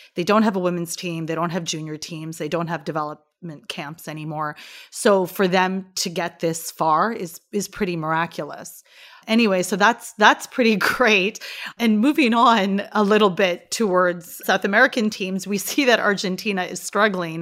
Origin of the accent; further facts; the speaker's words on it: Canada; I'm Canadian